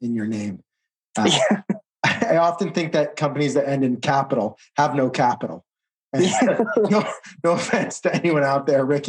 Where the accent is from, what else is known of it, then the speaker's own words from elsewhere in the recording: New Jersey, United States; I'm from New Jersey.